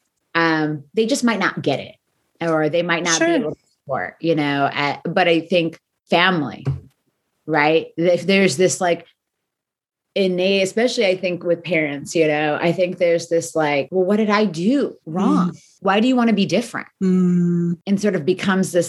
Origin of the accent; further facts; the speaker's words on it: United States; growing up in America, which is a very individualistic space